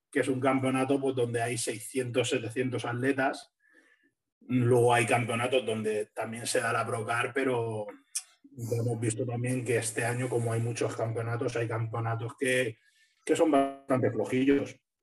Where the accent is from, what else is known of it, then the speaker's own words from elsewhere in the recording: Alicante, Valencian Community, Spain; yo soy de Alicante